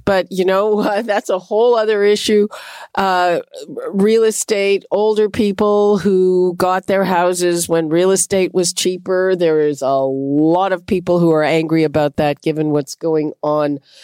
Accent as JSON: {"language": "English", "region": "Quebec", "country": "Canada", "tie": "born or raised there", "moved": "yes", "said": "I grew up in Quebec."}